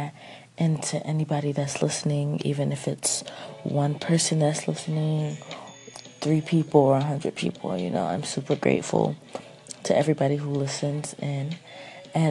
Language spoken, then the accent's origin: English; Atlanta, Georgia, United States; moved away as an adult; now in New York, United States; I am originally from Atlanta, Georgia, but I go to school in New York now